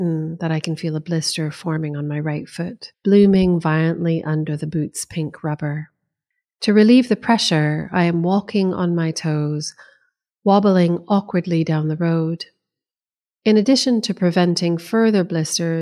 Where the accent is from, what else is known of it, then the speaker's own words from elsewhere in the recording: United States; now in United Kingdom; Americans and our homecoming traditions